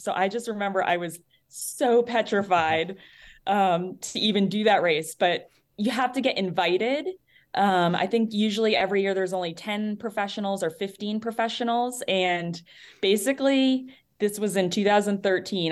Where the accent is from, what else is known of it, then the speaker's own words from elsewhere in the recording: New Hampshire, United States; moved away; I'm from New Hampshire originally, so East Coast